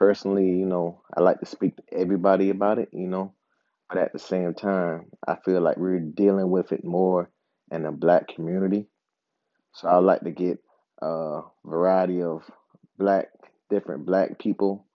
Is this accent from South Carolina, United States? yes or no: yes; Charleston, South Carolina, United States; now in Upstate South Carolina, United States; I'm from Charleston. I live in the upstate right now